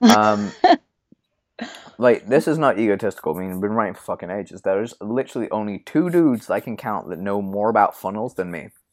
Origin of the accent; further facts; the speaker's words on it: United Kingdom; I'm British